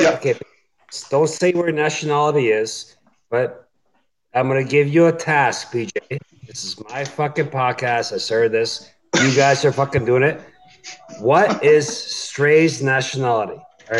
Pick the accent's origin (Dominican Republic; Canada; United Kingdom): Canada; I'm Canadian, right?